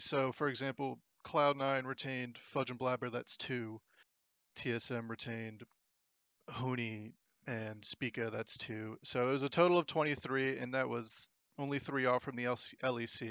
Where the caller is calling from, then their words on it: Gulfport, Mississippi, United States; I'm calling from Gulfport, Mississippi.